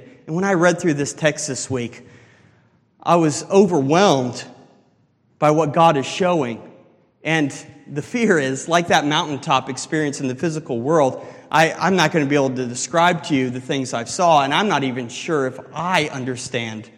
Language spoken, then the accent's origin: English; Colorado, United States; now in Ohio, United States; I'm from Colorado, and me and my wife typically, at least once a year, travel out back to see my family